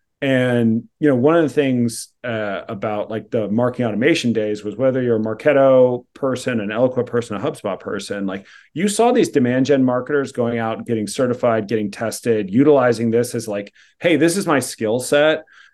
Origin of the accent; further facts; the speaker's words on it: California, United States; the way I grew up in Silicon Valley was like, this is just what people do.